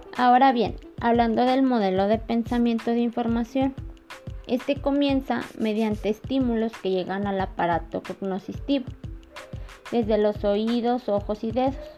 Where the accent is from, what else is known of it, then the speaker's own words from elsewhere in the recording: Concepción del Oro, Zacatecas, Mexico; Soy de Concepción de los Zacatecas